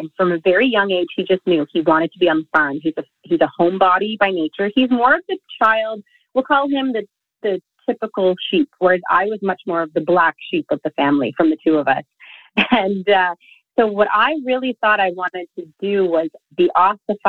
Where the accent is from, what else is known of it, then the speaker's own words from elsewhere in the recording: Quebec, Canada; I'm from the rural community of Queal, Quebec, which I don't have a French accent, but I am fifth generation, my children are the sixth generation of our family farm here in Quebec.